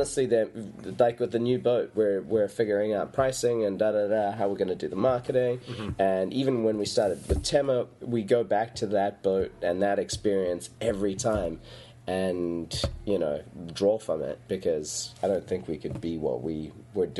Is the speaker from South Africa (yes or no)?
yes; South Africa; now in Newport, United States; the bluntness comes from that South African bluntness